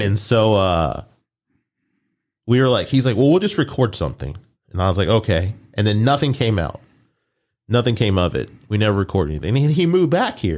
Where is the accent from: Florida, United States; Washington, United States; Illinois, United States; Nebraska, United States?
Nebraska, United States; Omaha; moved away; I was born there. I was born in Omaha